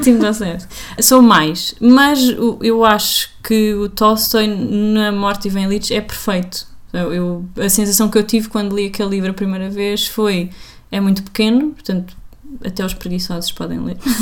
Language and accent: Portuguese; Portugal; sou português.